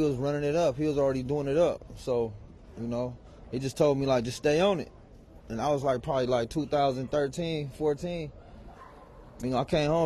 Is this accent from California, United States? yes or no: yes; Los Angeles, California, United States; also born or lived in Sacramento; South Central, born and raised